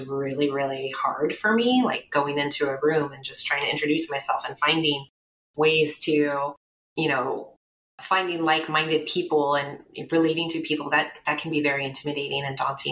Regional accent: Bay Area, California, United States; I grew up in the Bay Area

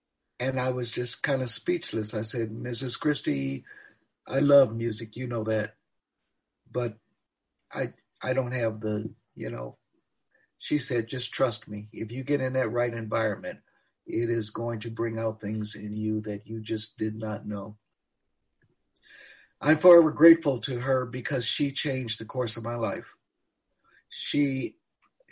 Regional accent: Cleveland, Ohio, United States; moved away as an adult; also born or lived in Knoxville; I grew up in Cleveland.

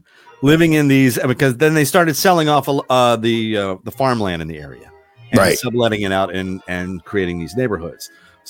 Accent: Frederick County, Maryland, United States; I grew up in Frederick County, Maryland, and I was 7 minutes away, maybe even less, from Urbana.

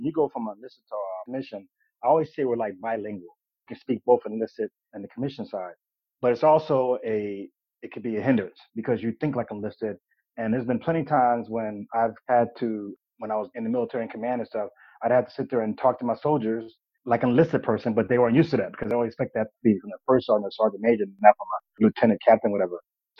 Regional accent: Fort Hood, Texas, United States; born there; I mean, in fact, I was born in Fort Hood.

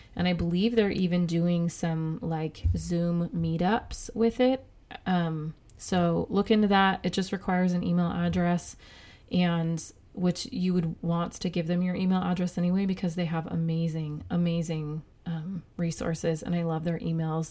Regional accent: United States; the freedoms that I have as an American

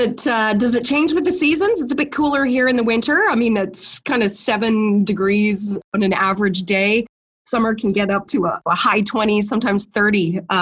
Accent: Canada; As a Canadian, you know, we keep exploring

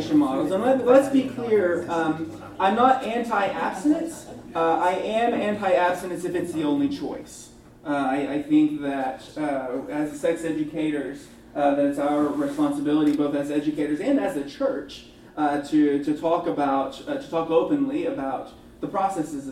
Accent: Texas, United States; now in Boston, United States; I'm from Texas originally

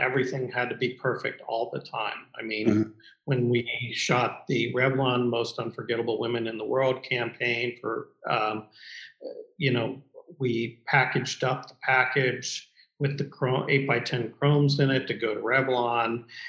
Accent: Midwest, United States; You know, I'm still a Midwesterner and just New York's for the young and the wealthy.

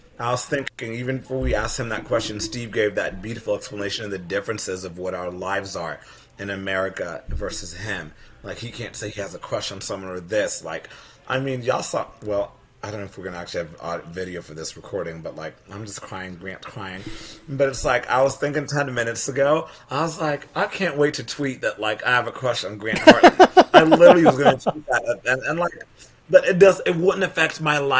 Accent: Kenya; moved away; also born or lived in England; I grew up in Kenya and England

